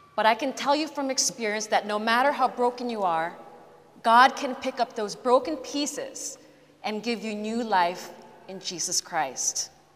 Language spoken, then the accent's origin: English; Philippines; moved away as an adult; also born or lived in Canada / California; although I was born in Canada, I lived my adolescent years in the Philippines